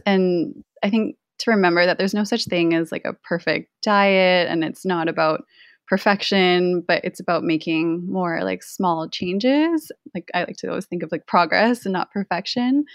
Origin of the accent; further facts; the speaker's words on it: Canada; I grew up in Canada